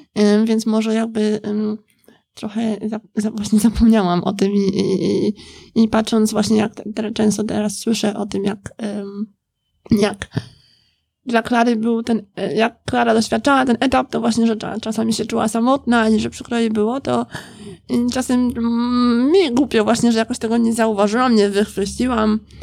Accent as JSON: {"language": "Polish", "country": "Poland", "also_born_or_lived": "Scotland", "moved": "as an adult", "said": "wyjechałam e, z Polski na studia do Szkocji"}